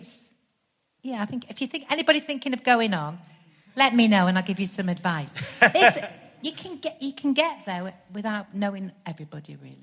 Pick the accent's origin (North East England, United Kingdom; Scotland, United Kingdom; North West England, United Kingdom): North West England, United Kingdom; Stockport; moved away as an adult; now in Birmingham, United Kingdom; I was born in Stockport and I did loads of kind of youth theatre at the Garrick uh, Theatre there